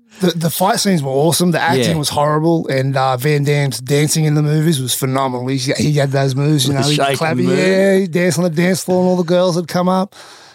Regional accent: Dubbo, New South Wales, Australia; also born or lived in Sydney; now in Sunshine Coast, Australia; So I was in Sydney for 2 weeks when I was born, come out of hospital straight back to Dubbo. So, yeah, basically raised in Dubbo.

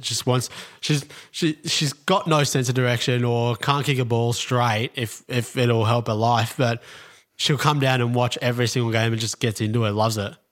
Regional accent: Melbourne, Victoria, Australia; born here, lived in basically in in a North Melbourne my whole life

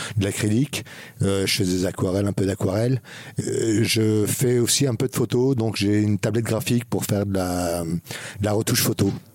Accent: Alençon, Normandy, France; je suis originaire d'Alençon

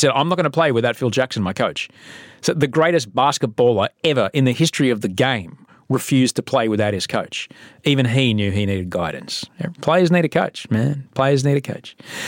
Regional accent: Sydney, New South Wales, Australia; also born or lived in London / Adelaide / Brisbane / Los Angeles; I'm a TV guy and book writing guy from Sydney, Australia. I was from London and then Adelaide and then Brisbane, then Adelaide and then Sydney and then Los Angeles and now Sydney again.

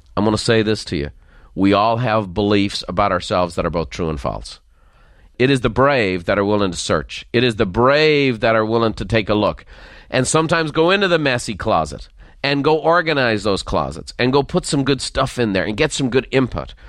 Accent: Dublin, Leinster, Ireland; accent: faint Dublin; moved away; the faint lilt of a Dublin accent. I grew up in Dublin

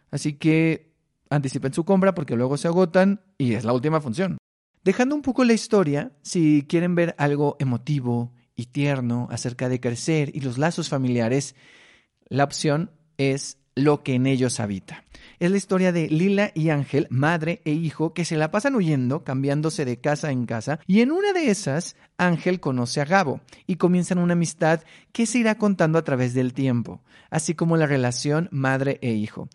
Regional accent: Mexicali, Baja California, Mexico; yo soy de Mexicali

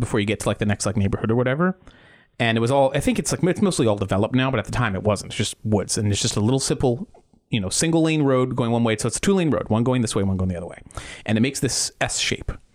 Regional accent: Titusville, Florida, United States; I grew up in Titusville, Florida.

